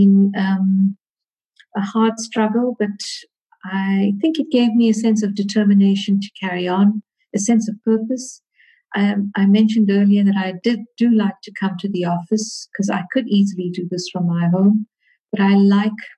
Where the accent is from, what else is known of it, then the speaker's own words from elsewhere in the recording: Durban, KwaZulu-Natal, South Africa; I was born in Durban in KwaZulu-Natal, South Africa. I schooled in Durban